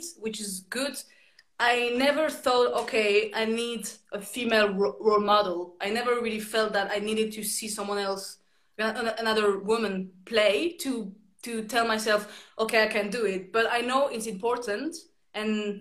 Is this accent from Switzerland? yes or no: yes; Switzerland; moved away as an adult; also born or lived in London; I went back to Switzerland for a while because I'm from Switzerland